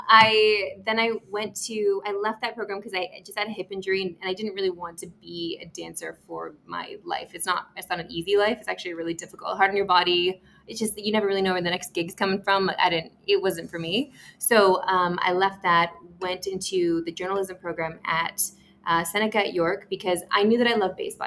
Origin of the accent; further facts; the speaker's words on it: Saskatoon, Saskatchewan, Canada; moved away as an adult; also born or lived in Vancouver; now in Toronto, Canada; So I grew up in Saskatoon